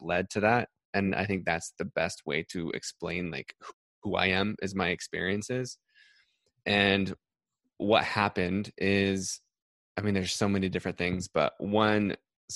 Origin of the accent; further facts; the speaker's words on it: Salt Lake City, Utah, United States; moved away; I'm from Salt Lake City